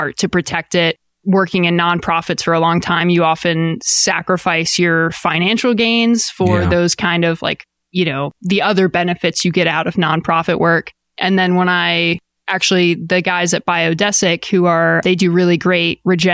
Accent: Eastern Shore of Maryland, United States; moved away as an adult; also born or lived in Austin, Texas; So I'm originally from the East Coast of Maryland. I grew up in a pretty small beach town that kind of blows up in the summer

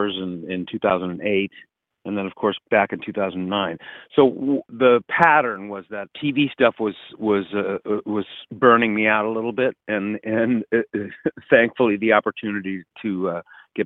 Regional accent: Santa Monica, California, United States; also born or lived in Encino, California / London; I was born here in California in Santa Monica and lived in Encino for the first 8 years. And then my father moved us to London for a few years

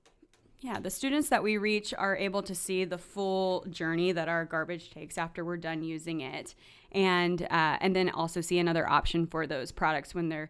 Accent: North Carolina, United States; So I grew up in North Carolina on the East Coast

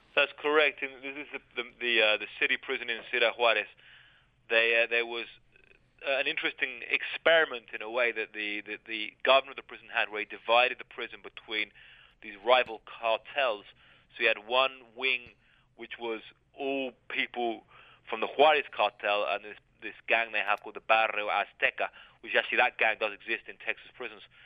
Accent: Brighton, South East England, United Kingdom; moved away as an adult; now in Mexico; growing up in Brighton

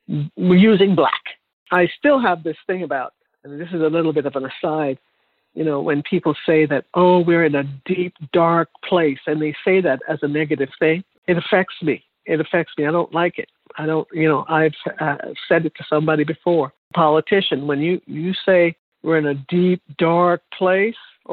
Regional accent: Jamaica; moved away; I'm from Jamaica

